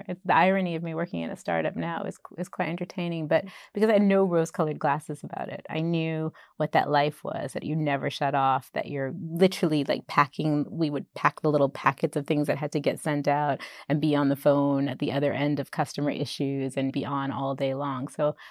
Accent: Boston, Massachusetts, United States; moved away as an adult; also born or lived in Bombay; now in England; I grew up in Boston.

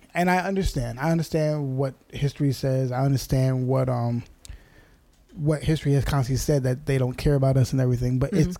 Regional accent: United States; We have zero American privilege, even though we're American.

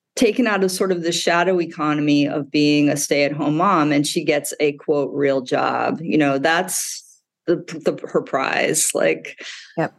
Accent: Midwest, United States; now in New York City, United States; I grew up in the Midwest.

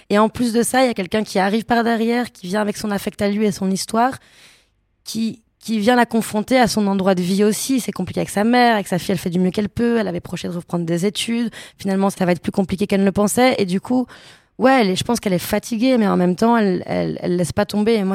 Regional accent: Brussels, Belgium; accent: Belgian; je devais reprendre mon accent belge et mon accent bruxellois

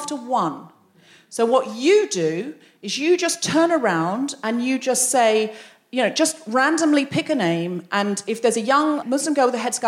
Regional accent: Australia; moved away as an adult; now in London, United Kingdom

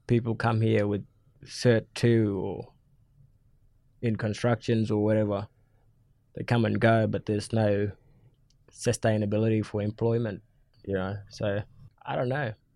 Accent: Matamala, Northern Territory, Australia; also born or lived in Darwin; I'm a Yungu man, uh, from the Gumaj clan. I grew up in Matamara

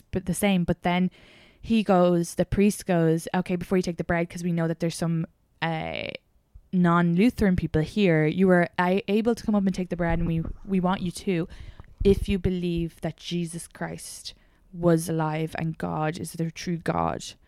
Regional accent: Ireland; accent: Irish; moved away as an adult; now in United States; growing up in Ireland

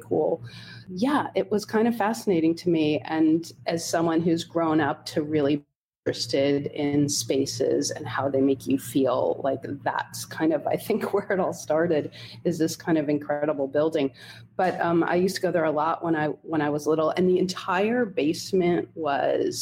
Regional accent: Holmdel, New Jersey, United States; I grew up in Homedale, New Jersey, which is it's a suburban town about 45 minutes outside of New York City

